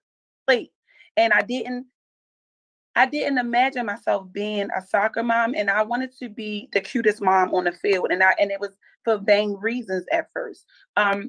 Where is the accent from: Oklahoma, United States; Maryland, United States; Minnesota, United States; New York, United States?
Maryland, United States; Baltimore; I am born and raised in Baltimore.